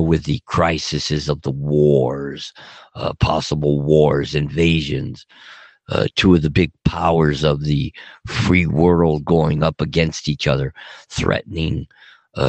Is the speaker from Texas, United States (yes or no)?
no; Los Angeles, California, United States; moved away; I'm dedicated to Southern California, Puerto Los Angeles all the way. It's my hometown, but I don't live there anymore